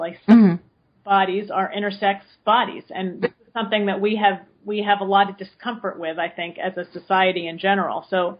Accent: West Coast, United States; some big places like Seattle or San Francisco, I'm from the West Coast

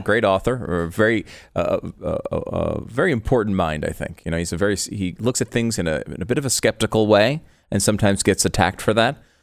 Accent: Connecticut, United States; now in Texas, United States; I grew up in Connecticut.

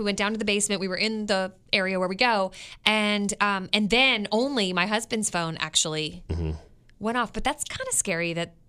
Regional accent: Florida, United States; When I moved here, I came from Florida where we had hurricanes.

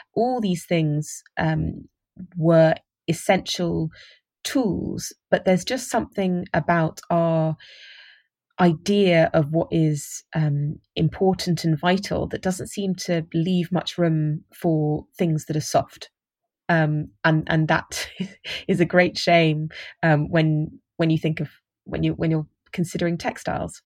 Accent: United Kingdom; I'm, I'm British

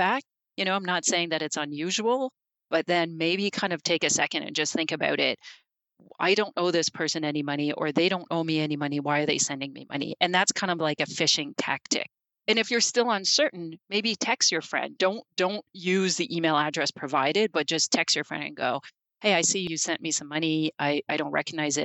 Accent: Canada; we're Canadian

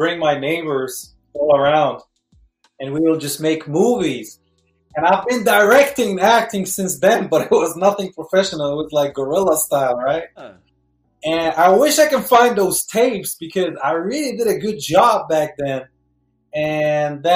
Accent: East Jerusalem, Palestine; moved away as an adult; also born or lived in Statesboro, Georgia; now in Atlanta, United States; born and raised in Palestine, East Jerusalem.

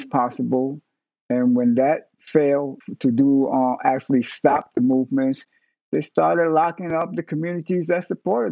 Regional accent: New York City, New York, United States; I was born in New York City. I was born in Spanish Harlem, what we call El Barrio.

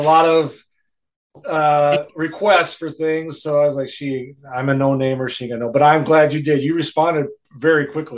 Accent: Rice Lake, Wisconsin, United States; I'm from Rice Lake, Wisconsin

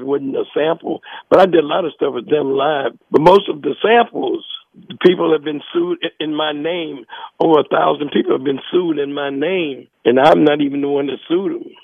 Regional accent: New Jersey, United States; also born or lived in North Carolina; I was born in North Carolina, but I was raised in New Jersey.

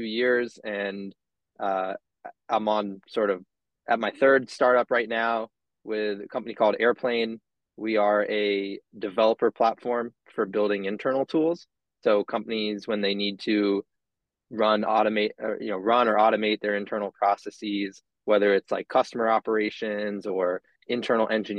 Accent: Cape Cod, Massachusetts, United States; moved away; also born or lived in Washington, D.C.; Born and raised in Massachusetts, Cape Cod, more specifically, so you won't hear any Boston accent from me

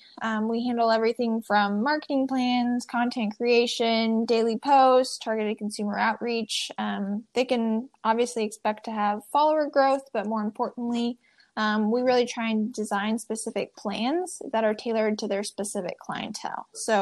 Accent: Midwest, United States; I would say I'm a Midwesterner. Who's been describing one of six kids who all grew up homeschooled on a farm.

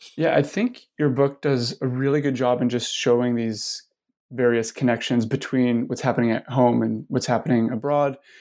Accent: Vancouver, British Columbia, Canada; Growing up in Vancouver

